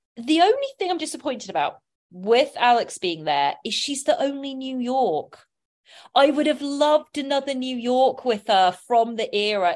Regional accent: England, United Kingdom; now in Los Angeles, United States; I'm from England

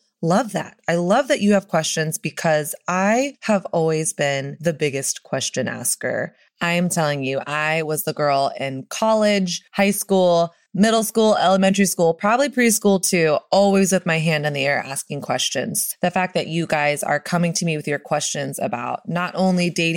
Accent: the South, United States; I'm from the South and I learned from Southern culture

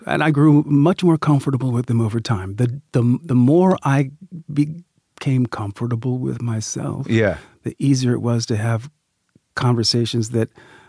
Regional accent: Sacramento, California, United States; I'm a kid from Sacramento, California.

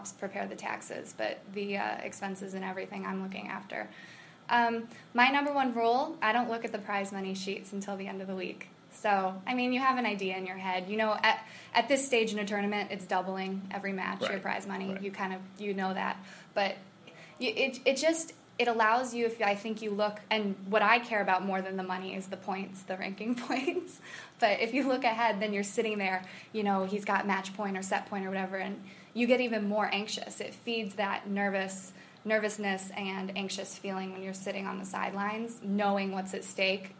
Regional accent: Chicago suburbs, Illinois, United States

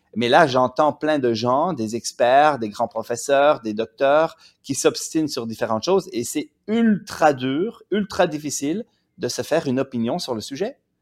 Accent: Quebec, Canada; je viens du Québec. Et au Québec, on a beaucoup moins la hiérarchie

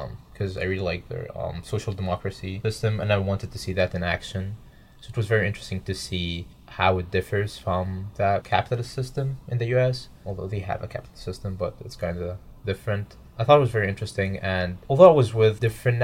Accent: Cairo, Cairo Governorate, Egypt; moved away as an adult; now in Lexington, United States; I'm a sophomore, and I study computer science and business at Debinel, and I'm from Cairo, Egypt

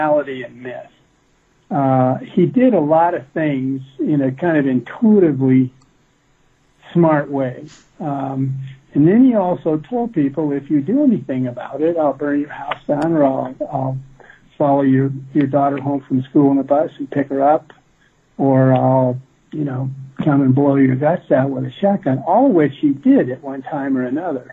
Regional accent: Midwest, United States; I grew up in the Midwest

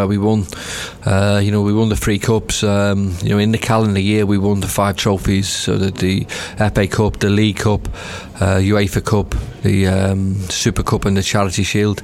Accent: Liverpool, North West England, United Kingdom; I grew up in Liverpool

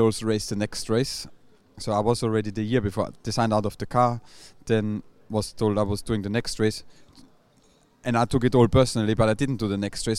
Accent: Austria; moved away; I'm from Austria

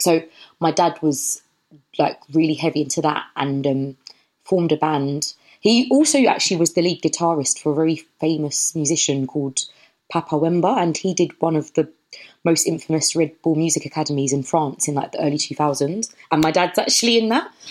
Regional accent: London, United Kingdom; moved away as an adult; also born or lived in Bath; I was born and bred in Brockley, which is in southeast London. So I'm from southeast London

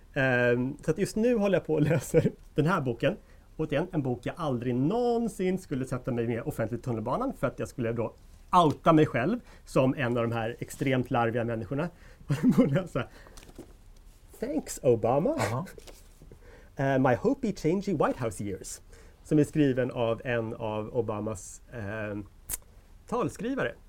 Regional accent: Sweden; vi svenskar

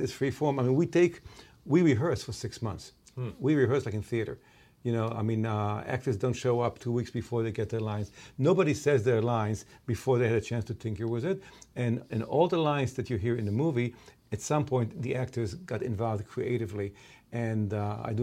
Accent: Israel; I grew up in Israel

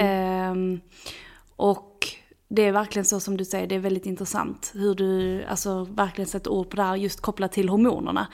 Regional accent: Skåne, Sweden; accent: Scanian (skånska); vår dialekt

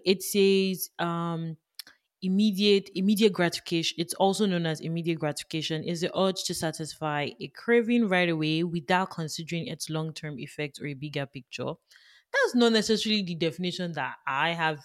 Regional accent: Nigeria; now in Canada; I grew up in Nigeria

